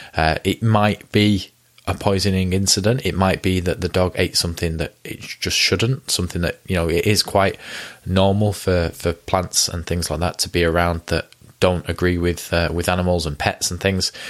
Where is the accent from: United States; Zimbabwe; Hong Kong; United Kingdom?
United Kingdom; now in Ramsbottom, United Kingdom; I'm British